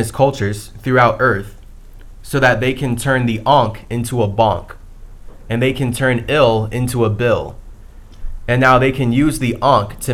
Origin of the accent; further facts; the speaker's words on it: Ohio, United States; moved away as an adult; also born or lived in Chicago / San Diego; growing up in Ohio, growing up in the schools that I went